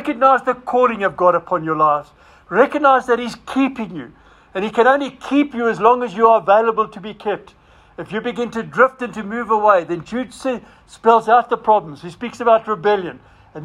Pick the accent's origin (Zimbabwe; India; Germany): Zimbabwe; moved away; I was a Roynick from Rhodesia